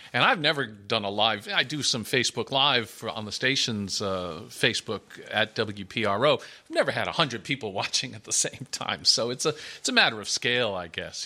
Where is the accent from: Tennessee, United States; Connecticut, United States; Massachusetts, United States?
Connecticut, United States; now in Providence, United States; I grew up in Connecticut